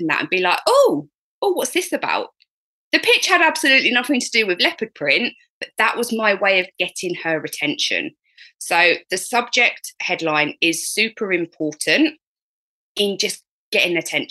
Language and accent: English; United Kingdom; me being British and polite